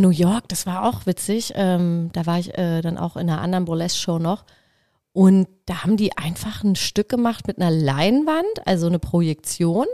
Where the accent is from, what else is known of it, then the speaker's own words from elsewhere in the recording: Black Forest, Baden-Württemberg, Germany; moved away; ich bin halt im Schwarzwald groß geworden